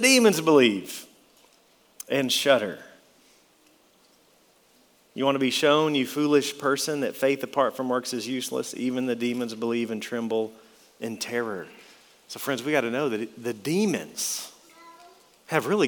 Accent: West Texas, United States; For most of my life, I grew up in West Texas

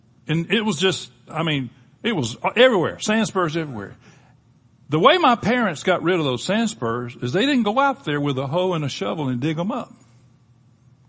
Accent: Panama City, Florida, United States; I grew up in Panama City, Florida

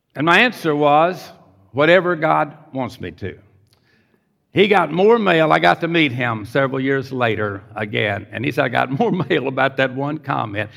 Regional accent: Pasadena, Texas, United States; also born or lived in Houston, Texas; Grew up in Pasadena, Texas, at age seven

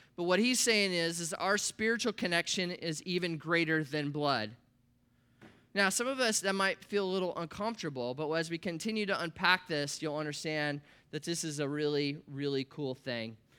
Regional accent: Columbus, Nebraska, United States; I grew up in Nebraska in the Midwest. That's where I was born, a little town called Columbus, twenty thousand people

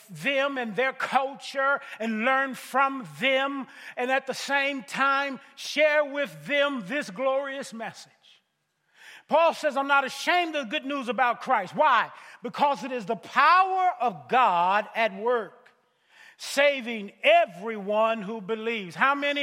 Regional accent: Missouri, United States; I'm from Missouri. The motto of my state is the show me state

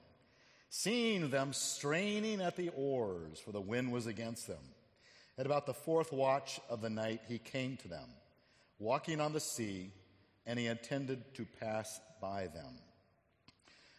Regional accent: Phoenix, Arizona, United States; moved away; I grew up in Phoenix, Arizona

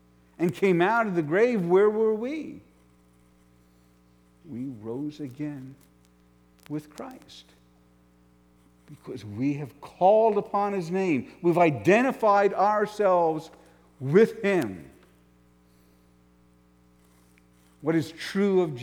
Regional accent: New York, United States; I grew up in New York, right outside New York City

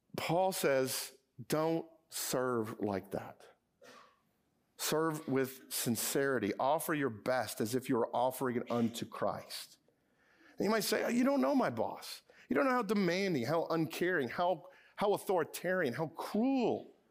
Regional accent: Edison, New Jersey, United States; my hometown, Edison, New Jersey

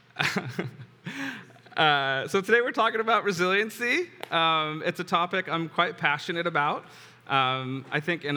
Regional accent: San Diego, California, United States; I was born and raised here in San Diego

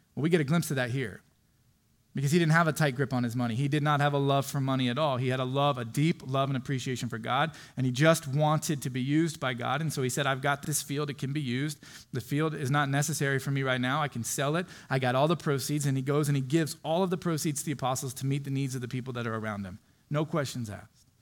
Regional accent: Florida, United States; moved away; I grew up in Florida on the beach

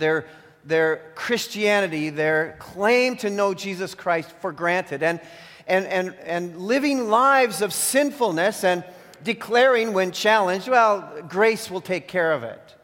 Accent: Canada; I became like a Canadian citizen because I was born here

